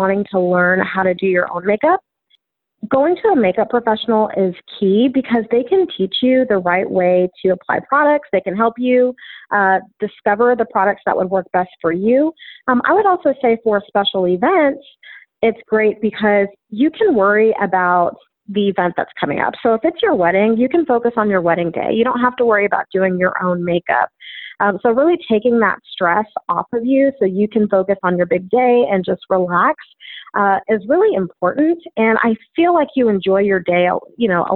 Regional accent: Austin, Texas, United States; also born or lived in Dallas; I was born and raised in Austin

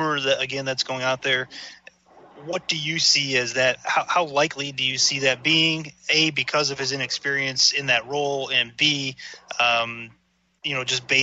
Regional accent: Cleveland, Ohio, United States; I'm a lifelong Clevelander

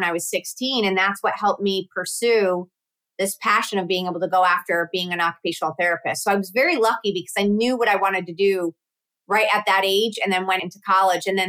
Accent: Connecticut, United States; also born or lived in Syracuse; I grew up in Connecticut

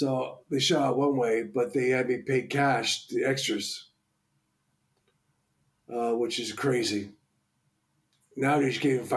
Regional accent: Boston, Massachusetts, United States; accent: Boston; I'm originally from Boston.

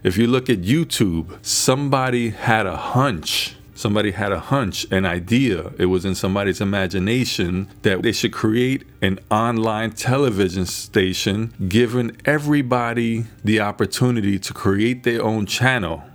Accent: New York City, New York, United States; I was born in the Bronx. We grew up poorer than poorer

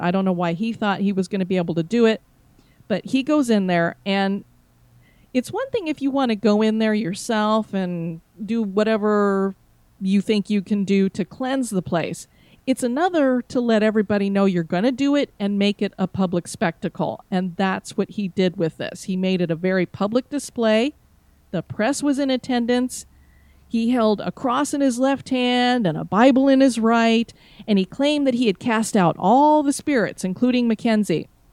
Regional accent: Florida, United States; I am from Florida

